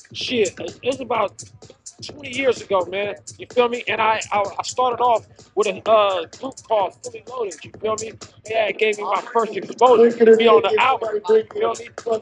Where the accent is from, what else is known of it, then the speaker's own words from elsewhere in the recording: San Francisco, California, United States; Frisco's finest, man. Born and raised